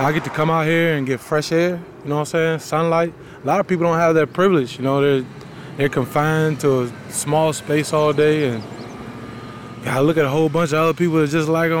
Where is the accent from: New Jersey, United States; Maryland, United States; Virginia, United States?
Virginia, United States; Albemarle County; I'm from Albemarle County